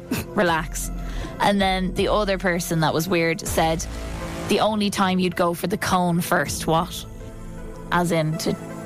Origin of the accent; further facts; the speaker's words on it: Ireland; I'm an Irish woman.